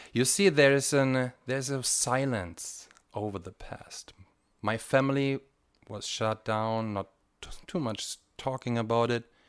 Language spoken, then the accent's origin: English; Bavaria, Germany; moved away as an adult; also born or lived in East Germany; now in Tiberias, Israel; I grew up in, uh, Bavaria